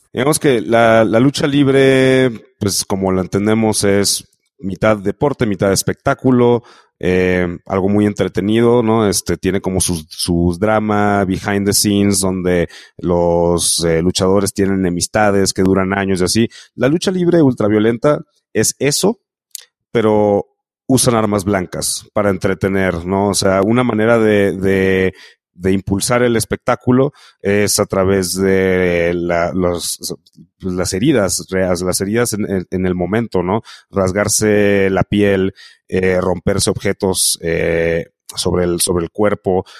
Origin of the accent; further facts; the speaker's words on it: Mexico; como mexicanos